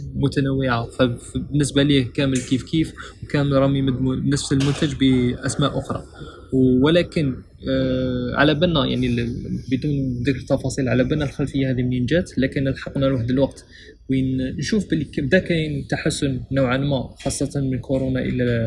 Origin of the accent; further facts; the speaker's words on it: Algeria; لنا كمصممين جزائريين